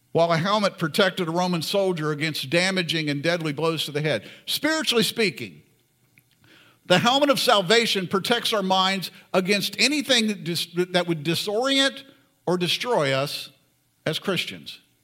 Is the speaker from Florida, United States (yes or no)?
yes; Florida, United States; I grew up in Florida.